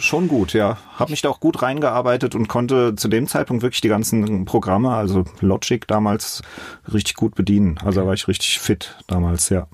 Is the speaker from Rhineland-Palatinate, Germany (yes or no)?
yes; Mainz, Rhineland-Palatinate, Germany; Auch aufgewachsen, zuerst in Bretzenheim im Südring die ersten sechs, sieben Jahre und dann äh, sind wir nach Finden gezogen